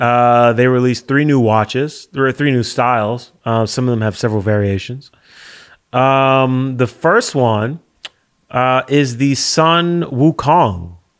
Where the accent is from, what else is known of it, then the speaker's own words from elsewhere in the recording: United States; as an American